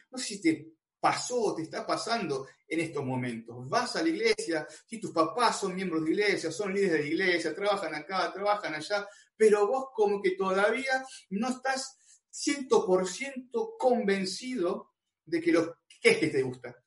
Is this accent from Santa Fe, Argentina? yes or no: no; Buenos Aires, Argentina; yo soy acá de Buenos Aires